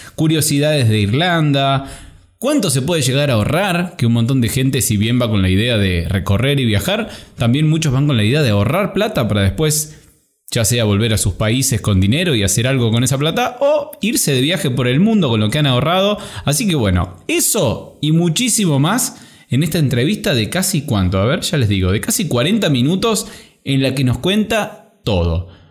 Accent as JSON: {"language": "Spanish", "region": "Córdoba", "country": "Argentina", "said": "cordobesa también"}